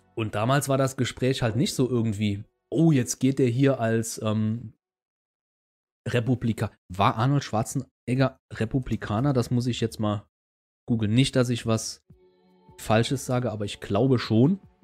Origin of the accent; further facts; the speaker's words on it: Saarland, Germany; bei uns im Saarland